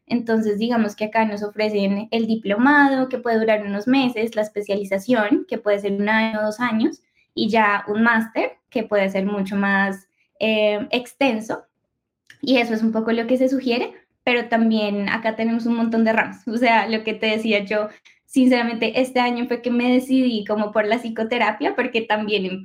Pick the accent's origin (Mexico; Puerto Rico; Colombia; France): Colombia; Bueno, eh, para empezar, soy colombiana, soy psicóloga